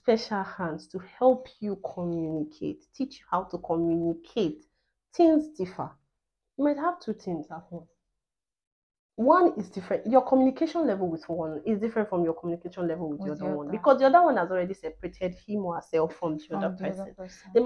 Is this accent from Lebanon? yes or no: no; Nigeria